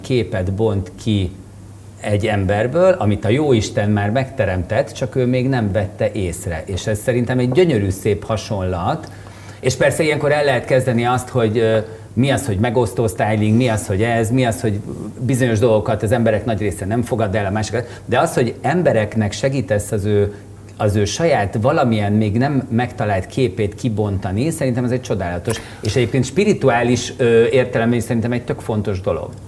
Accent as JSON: {"language": "Hungarian", "region": "Budapest", "country": "Hungary", "tie": "born or raised there", "said": "itt Óbudán nőttem föl. Óbudai panel gyerek vagyok."}